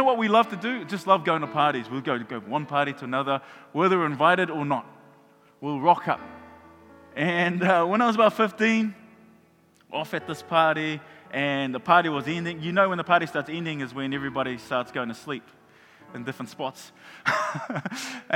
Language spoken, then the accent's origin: English; Auckland, New Zealand; moved away as an adult; now in Hamilton, New Zealand; when I was a teenager growing up in Mangere